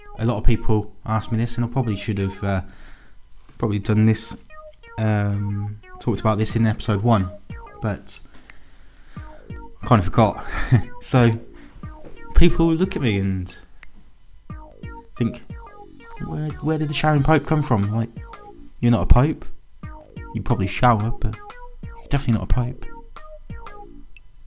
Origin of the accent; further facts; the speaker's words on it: England, United Kingdom; I'm English.